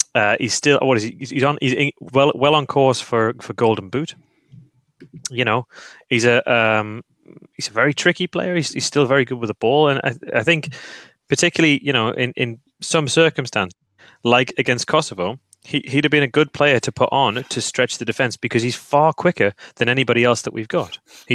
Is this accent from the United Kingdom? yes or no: yes; England, United Kingdom; now in Finland; being an Englishman abroad